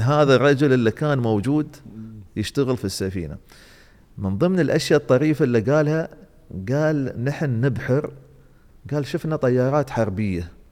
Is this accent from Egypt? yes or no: no; Dubai, United Arab Emirates; عندنا في دبي